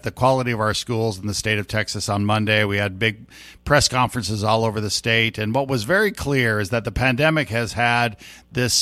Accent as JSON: {"language": "English", "country": "Puerto Rico", "moved": "yes", "lives_now": "Houston, United States", "said": "I had a favorite teacher. In Puerto Rico, we'd say Missy Perez, so Mrs. Perez"}